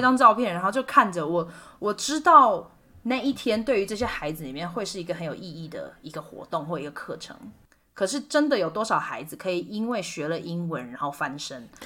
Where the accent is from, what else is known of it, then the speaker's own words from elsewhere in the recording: Kaohsiung, Taiwan; moved away as an adult; also born or lived in Sonipat, India; 是来自高雄嘛